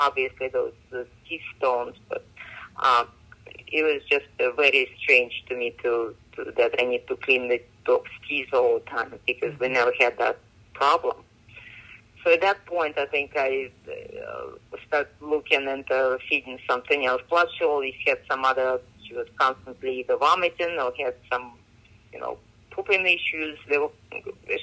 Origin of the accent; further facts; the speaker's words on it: Moscow, Russia; moved away as an adult; now in United States; I grew up in Russia, in Moscow